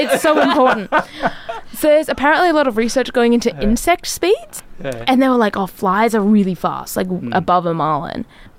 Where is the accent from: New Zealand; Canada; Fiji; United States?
New Zealand; North Island; now in Brisbane, Australia